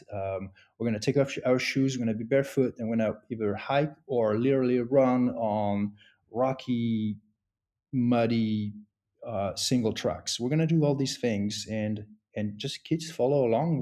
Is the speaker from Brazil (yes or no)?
no; France; moved away as an adult; now in United States; I grew up in France